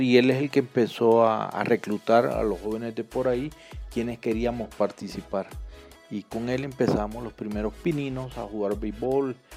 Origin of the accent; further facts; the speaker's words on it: El Salvador; moved away as an adult; now in Colombia; soy salvadoreño, tengo 54 años